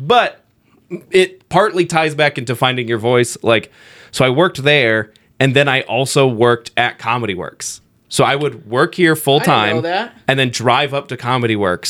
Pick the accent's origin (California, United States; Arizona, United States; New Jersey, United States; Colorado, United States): Colorado, United States; Colorado Springs; growing up in Colorado Springs